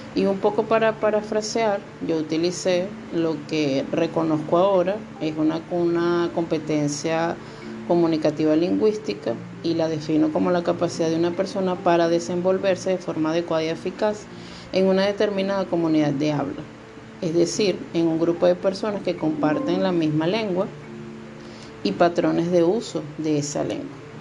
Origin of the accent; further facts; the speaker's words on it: Venezuela; moved away as an adult; now in Dominican Republic; soy venezolana, me encuentro en República Dominicana